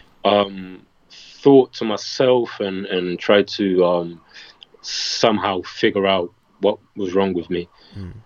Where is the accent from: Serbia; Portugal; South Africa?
Portugal; my hometown is not that touristy